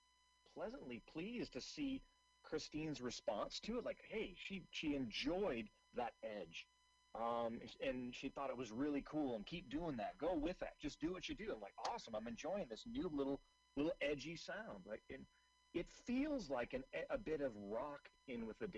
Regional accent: Seattle, Washington, United States; moved away; I'm originally from Seattle

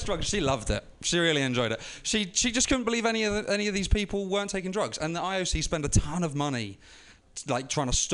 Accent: London, United Kingdom; moved away; I was living in London at the time, right in East London, where the games were held

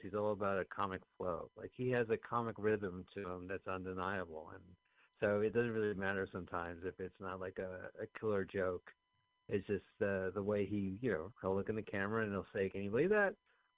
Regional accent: Montclair, New Jersey, United States; we're from Montclair, New Jersey, both of us

